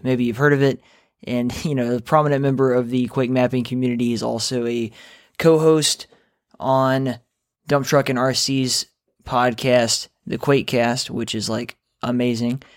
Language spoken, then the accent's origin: English; the South, United States; I was born in the South, too